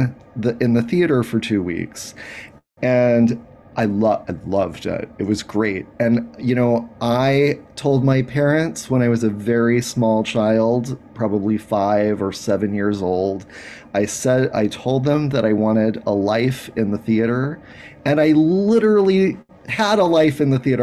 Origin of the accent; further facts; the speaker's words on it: Anchorage, Alaska, United States; I grew up in Anchorage, Alaska